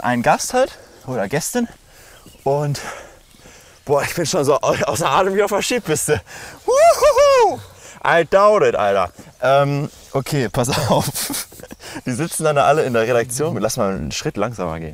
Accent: Lemgo, North Rhine-Westphalia, Germany; now in Berlin, Germany; bin jetzt in meiner Heimatstadt, in Lemgo, quasi in Lage, in Detmold

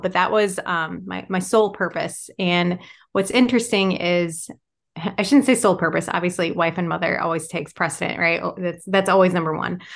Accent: Michigan, United States; now in Wisconsin, United States; I'm originally from Michigan.

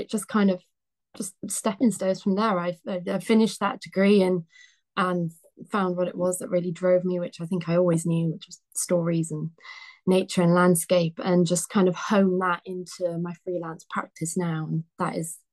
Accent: Wales, United Kingdom; moved away as an adult; also born or lived in Cardiff; now in Cornwall, United Kingdom; I'm a freelance illustrator living in Cornwall at the moment, which is where I did my studies 2 years ago. I graduated, but originally I'm from Wales.

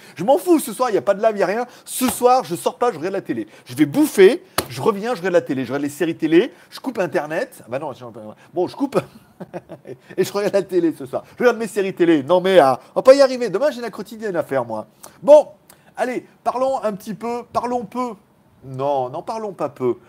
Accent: Lyon, Auvergne-Rhône-Alpes, France; moved away as an adult; now in Pattaya, Thailand; je suis né à Lyon

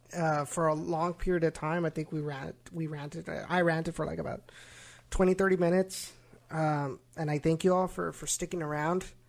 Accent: Rio Grande Valley, Texas, United States; it represents my hometown

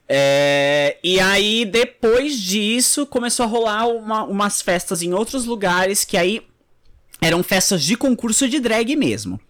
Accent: Guarujá, São Paulo, Brazil; no Guarujá, que é de onde eu sou

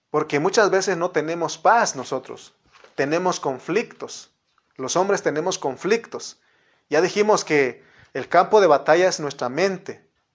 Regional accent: Mexico; como buenos mexicanos

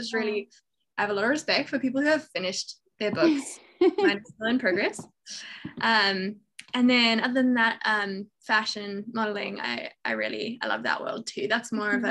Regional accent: Johannesburg, Gauteng, South Africa; also born or lived in England; I was born in England, but we moved to South Africa when I was two. So I grew up in Johannesburg.

